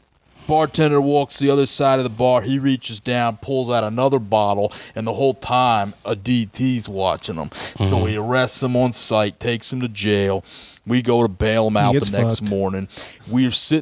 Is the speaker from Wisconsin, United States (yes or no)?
no; Miami, Florida, United States; where I was born in Miami